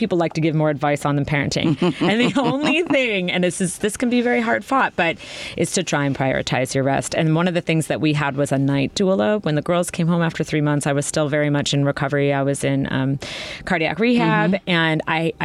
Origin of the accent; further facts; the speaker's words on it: Vermont, United States; moved away as an adult; now in Chicago, United States; I'm from Vermont and I moved to Chicago 20 years ago to go to Columbia College